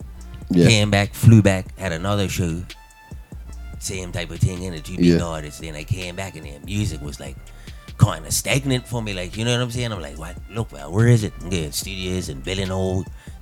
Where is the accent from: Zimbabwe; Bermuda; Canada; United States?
Bermuda; Devonshire; moved away as an adult; now in United Kingdom; I hail from Devonshire.